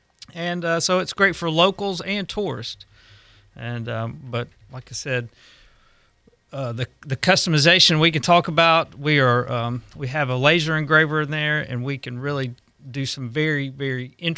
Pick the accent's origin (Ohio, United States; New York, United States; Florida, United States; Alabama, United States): Alabama, United States; moved away as an adult; now in Gulf Breeze, United States; We're originally from Alabama. We moved down here about 11 years ago. We've lived on the beach and in Gulf Breeze that whole time.